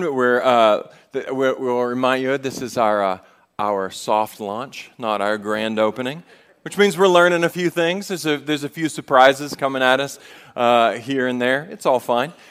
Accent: the South, United States; We're from the South.

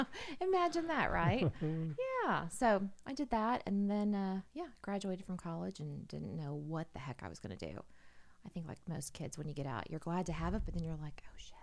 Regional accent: Shawnee, Oklahoma, United States; I was born in Oklahoma City, but I was actually raised in Shawnee, Oklahoma.

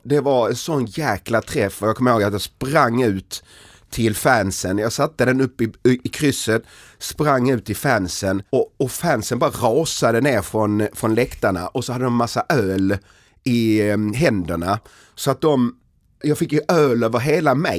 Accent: Helsingborg, Skåne, Sweden; moved away; jag kom från Helsingborg

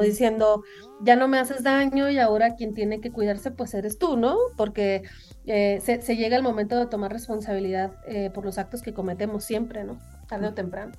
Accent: Sonora, Mexico; moved away; also born or lived in United States; son sonidos que yo crecí escuchando, pues, en Sonora

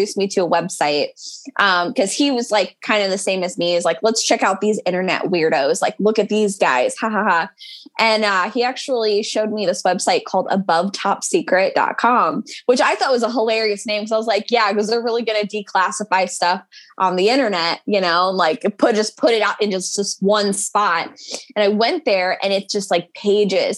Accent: United States; we're American.

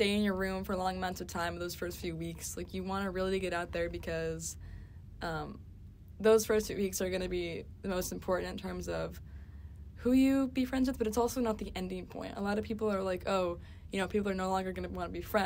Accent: New York, United States; I'm from New York

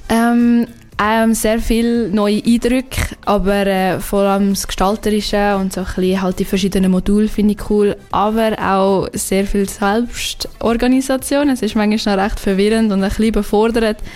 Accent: Zurich, Switzerland; also born or lived in Aargau; Ich komme eigentlich aus dem Aargau, ähm, ganz, ganz eigentlich aus Zürich, aus der schönen Stadt Zürich.

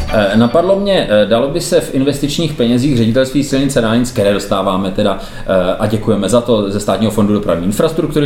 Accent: Bohemia, Czechia; my ji budeme jako Češi tolerovat.

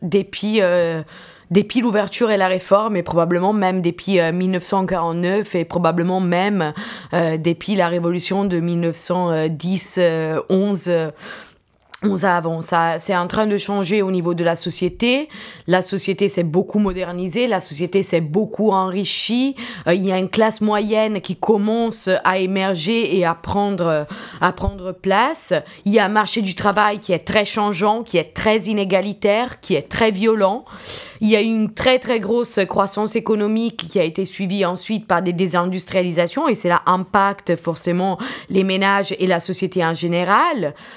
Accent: Italy; moved away; also born or lived in Nanjing, China; je suis italienne

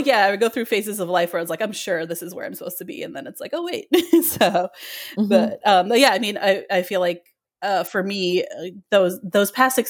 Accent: Illinois, United States; now in Philadelphia, United States; So I'm originally from the Chicago area. I grew up in the suburbs of Chicago my whole life, and I love the area.

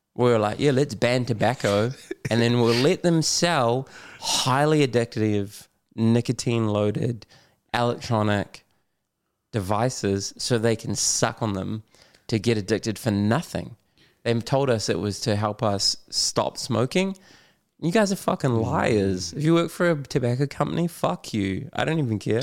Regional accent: Auckland, New Zealand; I grew up in West Auckland

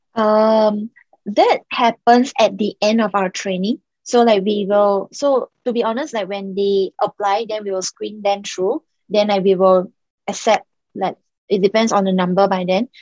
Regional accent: Singapore; also born or lived in Macau; I was actually born in Macau and I grew up in Singapore

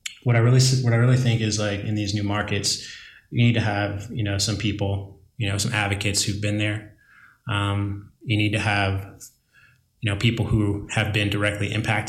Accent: Virginia, United States; I know that there are some folks like back in my home state or my native state of Virginia, that won't even entertain the conversation of social equity because of the way it sounds

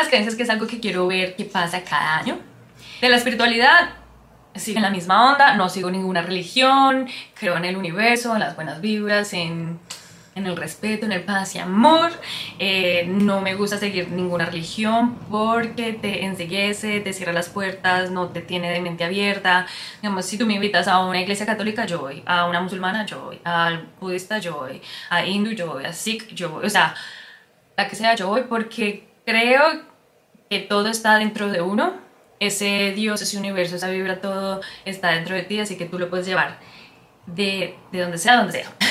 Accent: Colombia; first language Spanish; moved away as an adult; also born or lived in San Francisco, United States; now in Australia; soy colombiana, eh, pero vivo en Australia ya hace 5 años

